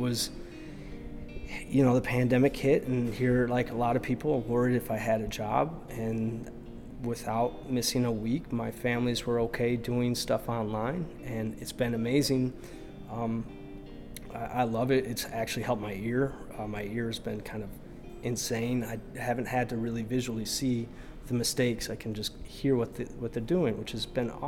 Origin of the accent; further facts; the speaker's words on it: Rockford, Illinois, United States; also born or lived in Chicago, Illinois; now in Skokie, United States; I was born in Rockford in 1980. I lived here for about 20 years, went to Auburn High School, amongst other schools